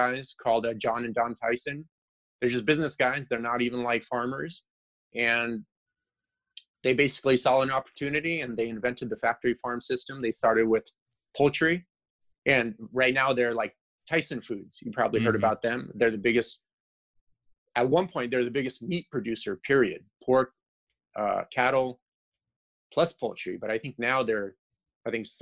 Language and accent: English; Ukraine; moved away; I'm from Ukraine